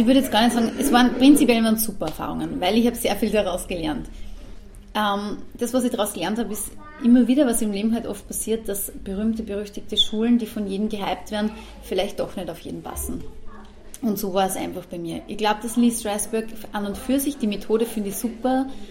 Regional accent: Austria; Also ich bin, ich bin Österreicherin und bin gern Österreicherin, bin Patriotin, also ich mag unser Land

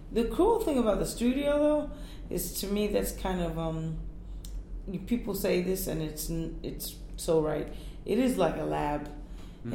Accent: New York, United States; also born or lived in Puerto Rico; I'm from Puerto Rico and and Native American Indian and Black culture. I'm raised in New York

